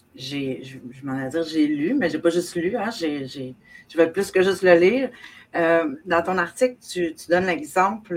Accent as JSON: {"language": "French", "area": "South Shore of Montreal", "region": "Quebec", "country": "Canada", "said": "je viens du Québec, évidemment, euh, sur la rive sud de Montréal"}